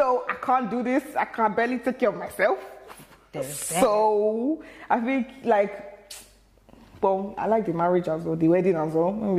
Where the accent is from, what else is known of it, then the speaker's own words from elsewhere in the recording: Ireland; also born or lived in Nigeria; No, actually, so I'm from Ireland as well. So like, mm-hmm. I used to move around with my mum. And then like, I was in Nigeria for a bit.